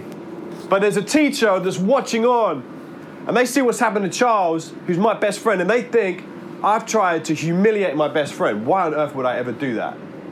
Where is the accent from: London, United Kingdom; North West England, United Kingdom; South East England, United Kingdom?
London, United Kingdom; Worcester Park; I grew up living around Worcester Park, Sutton Way